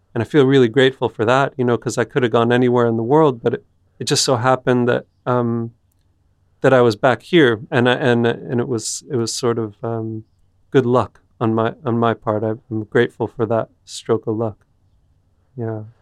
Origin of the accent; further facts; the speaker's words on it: United States; moved away; I'm American